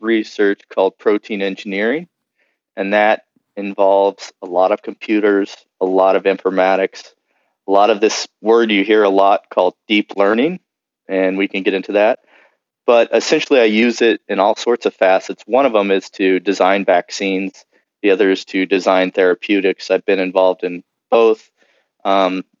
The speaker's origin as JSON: {"language": "English", "town": "Kansas City", "region": "Missouri", "country": "United States", "tie": "born or raised there", "also_born_or_lived": "Nashville, Tennessee", "moved": "as an adult", "lives_now": "San Diego, United States", "said": "I'm actually visiting my dad in where I grew up in Kansas City, Missouri"}